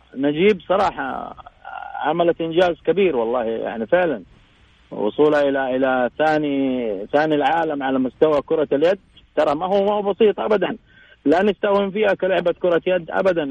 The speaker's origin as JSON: {"language": "Arabic", "country": "Saudi Arabia", "said": "إحنا كسعوديين"}